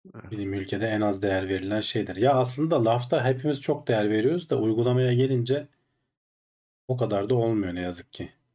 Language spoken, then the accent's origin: Turkish; Ankara, Turkey; Ankaralıyız biz aslında.